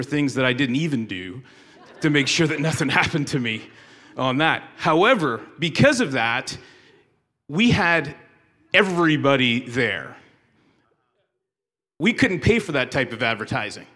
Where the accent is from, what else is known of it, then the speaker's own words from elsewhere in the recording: Canada; moved away as an adult; now in United States; I was born and raised in Canada and moved to the States because I married a woman from West Virginia